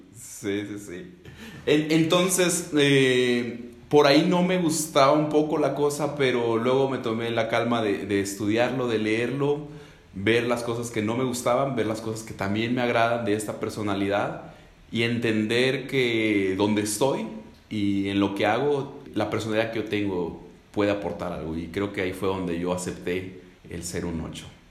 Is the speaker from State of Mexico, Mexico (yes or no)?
yes; Ecatepec, State of Mexico, Mexico; yo soy de Catepec, México, eh, colindante con la Ciudad de México.